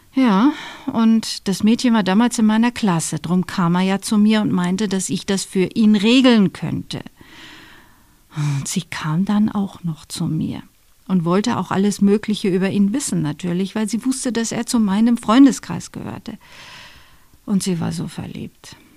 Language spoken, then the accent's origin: German; Dortmund, North Rhine-Westphalia, Germany; now in Bavaria, Germany; Meine Eltern sind in Dortmund, wo ich herstamme